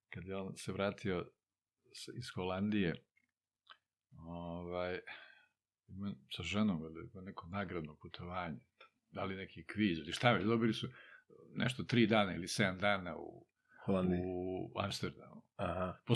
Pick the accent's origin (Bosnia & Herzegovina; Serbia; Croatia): Serbia; Čačak, Moravica District; also born or lived in Titograd, Montenegro; sam u Čačku, tu su me doveli bez pitanja kad si imao pola godine.